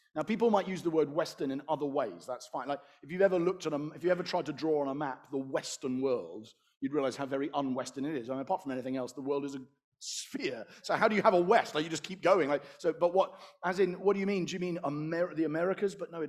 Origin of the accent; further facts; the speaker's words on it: Malaysia; and that's as a Malaysian again